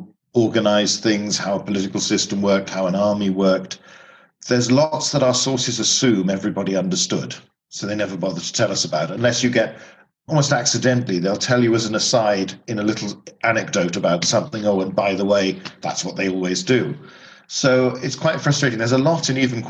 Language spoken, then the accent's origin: English; United Kingdom; growing up in Britain